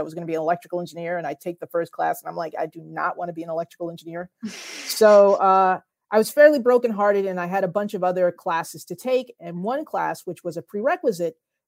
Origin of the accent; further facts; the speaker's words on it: New Jersey, United States; my home state of New Jersey